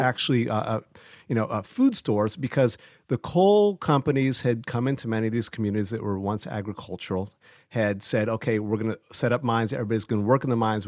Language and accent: English; Ohio, United States; I'm originally from Ohio